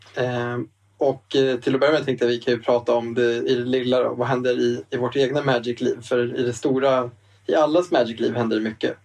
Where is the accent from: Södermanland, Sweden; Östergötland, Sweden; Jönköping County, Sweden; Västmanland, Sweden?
Södermanland, Sweden; Eskilstuna; now in Stockholm, Sweden; spelbutiken hemma i Eskilstuna. Vi bor ju båda i Stockholm